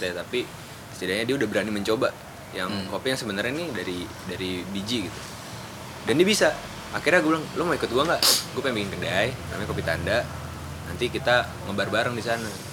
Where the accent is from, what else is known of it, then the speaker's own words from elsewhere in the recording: Bekasi, West Java, Indonesia; moved away as an adult; also born or lived in Yogyakarta; kota gue Bekasi